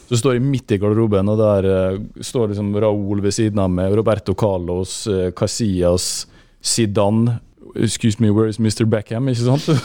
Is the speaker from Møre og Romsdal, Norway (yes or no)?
yes; Molde, Møre og Romsdal, Norway; born or raised there; also born or lived in England